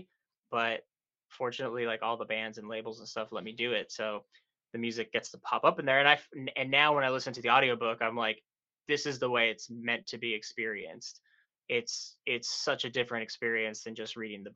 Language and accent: English; South Texas, United States; moved away as an adult; now in New York City, United States; I grew up in South Texas in a small little town